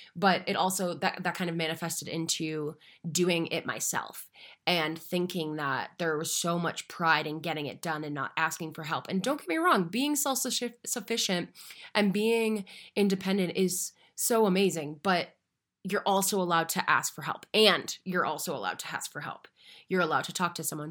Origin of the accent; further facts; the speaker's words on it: Marshfield, Massachusetts, United States; now in Denver, United States; I am located in Denver, Colorado, though I am from Little Beach Town, just south of Boston, called Marshfield, Massachusetts